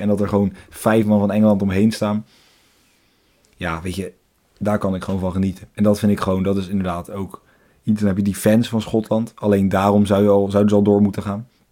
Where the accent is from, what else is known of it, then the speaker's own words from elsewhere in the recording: Netherlands; als Nederlanders